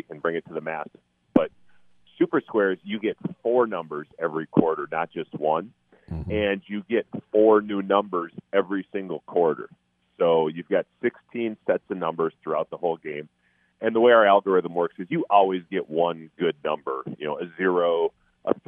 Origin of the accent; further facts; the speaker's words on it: Minnesota, United States; my hometown team